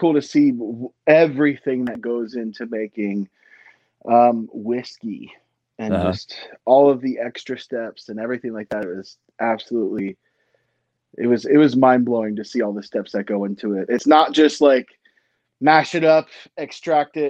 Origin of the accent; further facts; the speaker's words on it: Lynchburg, Virginia, United States; also born or lived in Philadelphia, Pennsylvania / Florida; I grew up, I was born in Philadelphia, Pennsylvania, moved to Florida, spent about 5 years there. And then we kind of planted our seeds in Lynchburg, Virginia.